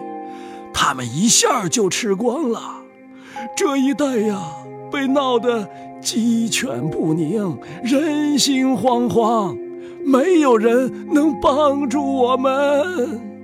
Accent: China; 我们中国人会把他们放在一起

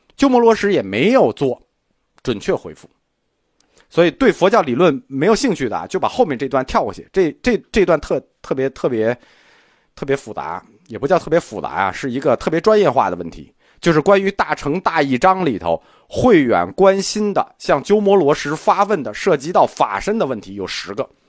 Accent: China; 我们中国人

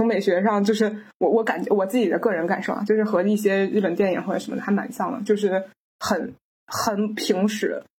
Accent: China; 我们都是中国人，都接受了相似的九年义务教育

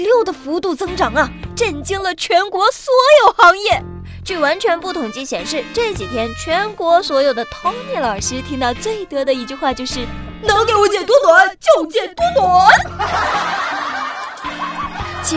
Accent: Shanghai, China; 我上海人呢是没有办法去游泳的，但是呢，我们可以吃一个游泳池的珍珠啊！

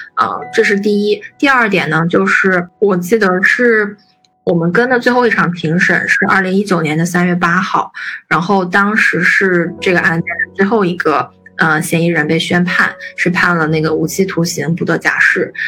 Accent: China; 我们作为中国人

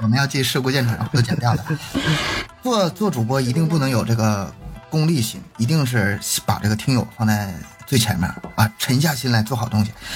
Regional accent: Northeast China, China; 因为我也是东北人， 我普通话也不好

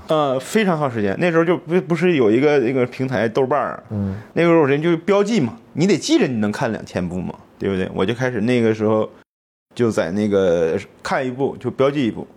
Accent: Heilongjiang, China; moved away as an adult; also born or lived in Changchun / Shanghai / Suifenhe / Harbin; 我是东北人，我是生在黑龙江的。然后呢，长春上海，然后绥芬河，在口岸待着

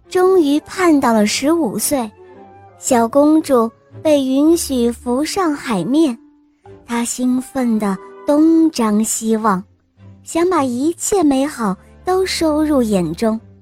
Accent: Hong Kong; 我今年五岁了，我来自香港

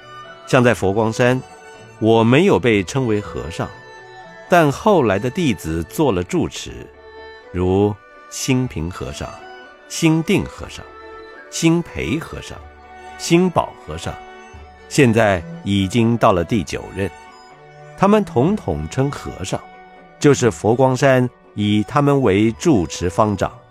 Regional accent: China; 就例如我们中国人经常称人先生

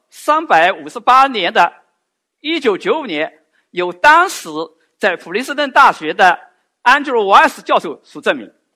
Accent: China; 对我们中国人来讲，最熟悉的就是哥德巴赫猜测

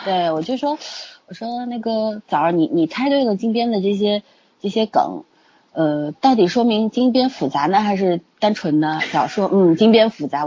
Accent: China; 我们中国人都是过两次新年的嘛

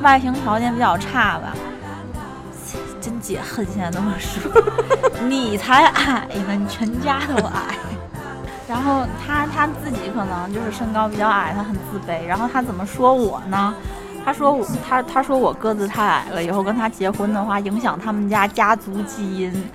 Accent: Tianjin, China; 我是来自天津的

